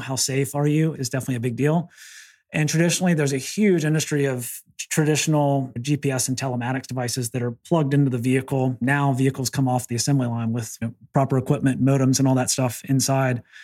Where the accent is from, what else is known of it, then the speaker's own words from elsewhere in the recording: the South, United States; I'm from the South